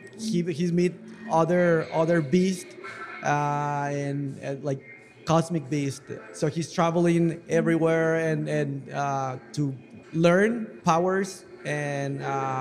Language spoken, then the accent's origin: English; Mexico; English is a second language; now in Los Angeles, United States; I'm from Mexico, currently living